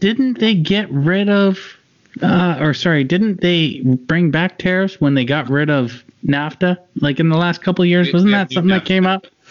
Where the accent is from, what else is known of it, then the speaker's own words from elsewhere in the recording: Canada; we're also Canadian.